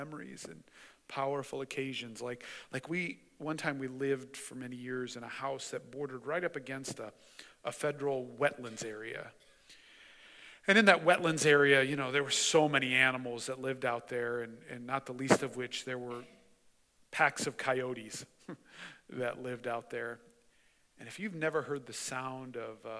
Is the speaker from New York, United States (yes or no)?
no; Mishawaka, Indiana, United States; I grew up in Mishawaka, and my grandparents lived right up against the railroad tracks in Mishawaka